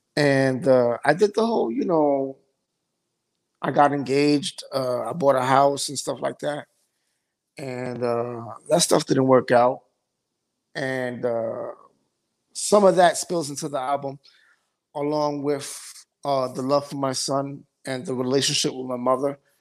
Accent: New York City, New York, United States; also born or lived in Bronx, New York; I'm from Midtown

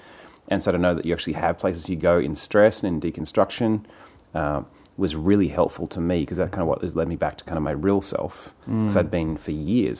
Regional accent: Sydney, New South Wales, Australia; moved away as an adult; also born or lived in New York, United States; now in United States; I grew up in Sydney, Australia, in this super conservative fundamentalist church

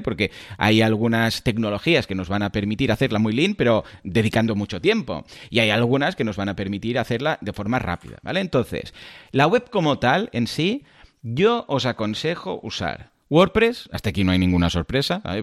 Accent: Catalonia, Spain; soy catalán

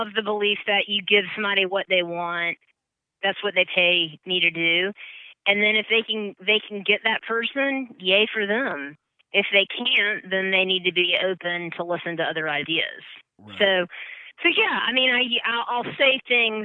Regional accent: Columbia, South Carolina, United States; accent: Southern; now in Atlanta, United States; I'm from Columbia, South Carolina

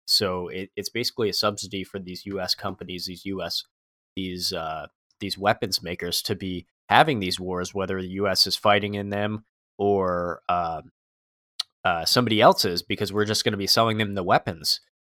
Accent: United States; I'm an American

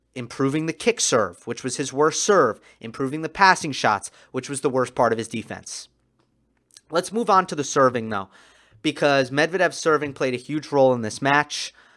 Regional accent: New York, United States; I'm a New Yorker

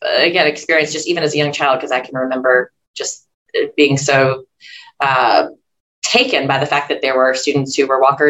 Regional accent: Louisville, Kentucky, United States; moved away as an adult; now in Tennessee, United States; I didn't grow up in Tennessee. This is an adopted home state for me. I grew up in Kentucky, a neighboring state in Louisville.

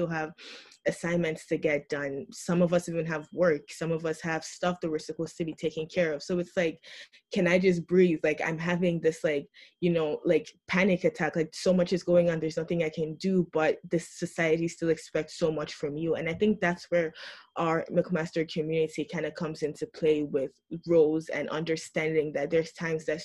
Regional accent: Nigeria; As a Christian, especially one from Nigeria

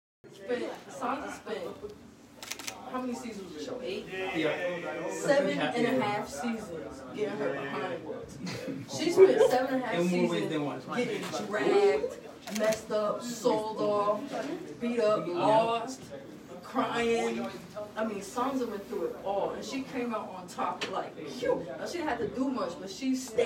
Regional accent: Springfield, United States; growing up in Springfield

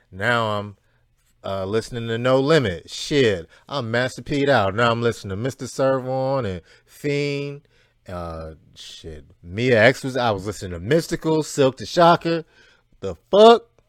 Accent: Cleveland, Ohio, United States; I'm from Cleveland

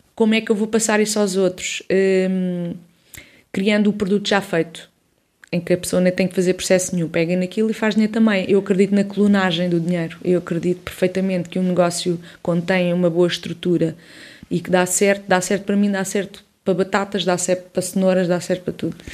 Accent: Odivelas, Lisbon, Portugal; cresci em Odivelas, sou de Lisboeta, do centro de Lisboa, Campo de Orique

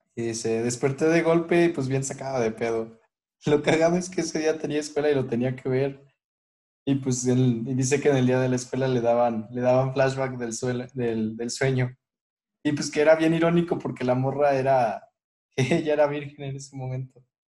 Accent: Mexico; siendo mexicanos

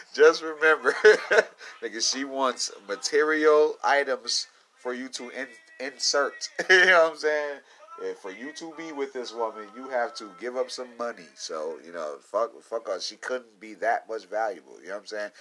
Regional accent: Midwest, United States; I'm from the Midwest, little cornfield boy

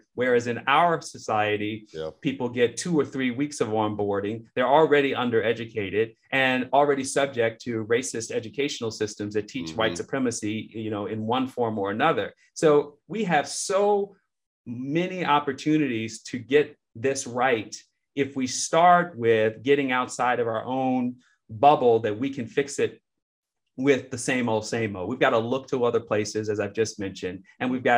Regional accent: Chicago, Illinois, United States; where I grew up in Marquette Park on the south side of Chicago

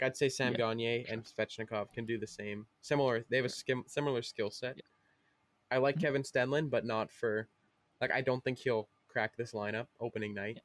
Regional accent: Manitoba, Canada; I am from Manitoba. So I should be more confident in the hometown team

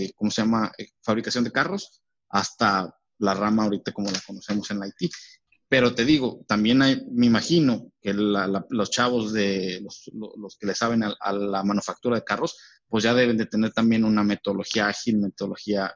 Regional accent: Mexico; como mexicanos.

